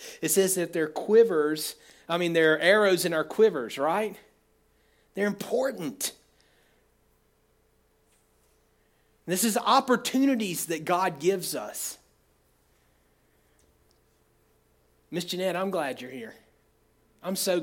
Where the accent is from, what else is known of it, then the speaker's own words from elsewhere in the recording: United States; I grew up in Oconee County, lived in Oconee County all my life